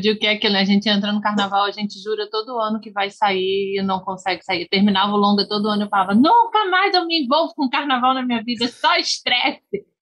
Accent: Rio de Janeiro, Brazil; eu sou aqui de Vila Isabel

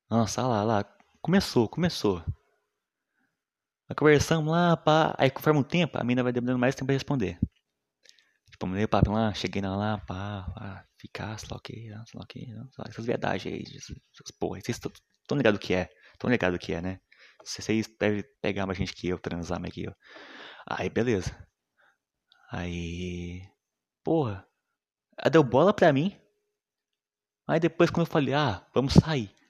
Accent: Minas Gerais, Brazil; accent: mineiro; Uma vez o nego falou que eu sou engraçado por causa do meu sotaque, mano. Mineiro é foda, né, mano?

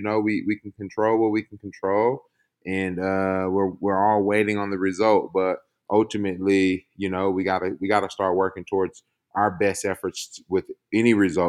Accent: Missouri City, Texas, United States; So I grew up in Missouri City, Texas. I am 7 of 9.

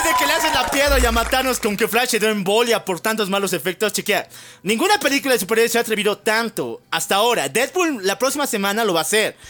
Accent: Mexico

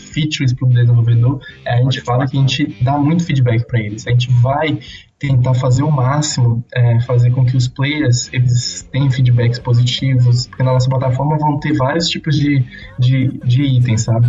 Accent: Salvador, Bahia, Brazil; now in Ribeirão Preto, Brazil; eu sou de Salvador, Bahia, só que atualmente mora em Ribeirão

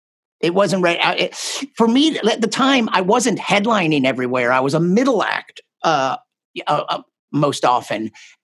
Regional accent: Houston, Texas, United States; moved away as an adult; also born or lived in Chicago / Austin / San Francisco / Raleigh; I was about five when we moved to Texas. Wasn't my choice. I didn't have much influence on that decision, but born in Chicago, raised in Texas, and I grew up in Houston mostly. And then I went to college in Austin at the University of Texas

